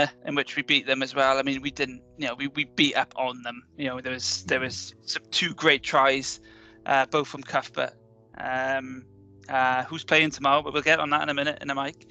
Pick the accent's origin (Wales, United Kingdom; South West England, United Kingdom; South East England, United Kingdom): Wales, United Kingdom; being Welsh